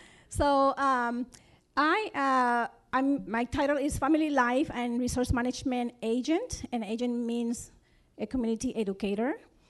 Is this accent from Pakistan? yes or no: no; Puerto Rico; moved away as an adult; now in Wichita, United States; I am from Puerto Rico, and I have been here 22 years. And I like this place.